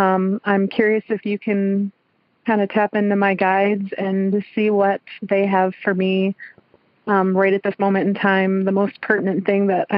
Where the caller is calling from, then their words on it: New York, United States; I am up in central New York.